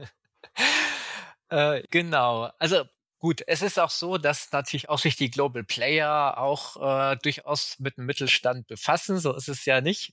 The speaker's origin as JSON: {"language": "German", "country": "Germany", "said": "ich selbst lebe auch in Deutschland, bin auch Deutscher"}